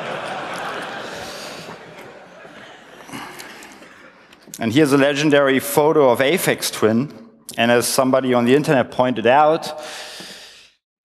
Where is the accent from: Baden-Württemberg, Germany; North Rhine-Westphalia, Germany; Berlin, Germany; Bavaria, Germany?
Berlin, Germany; I was born in West Berlin in the 70s